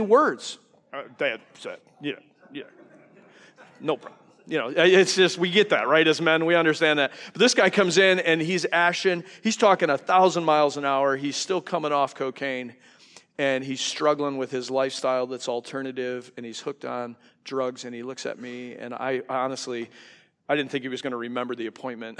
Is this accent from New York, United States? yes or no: yes; New York, United States; now in Wisconsin, United States; I'm from New York, so I talk a hundred miles an hour